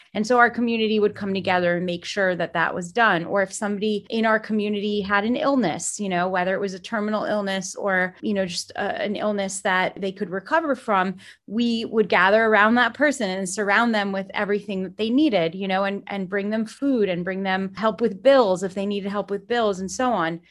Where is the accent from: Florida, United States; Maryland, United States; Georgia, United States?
Florida, United States; South; also born or lived in Jerusalem, Israel / New York; I was raised in South Florida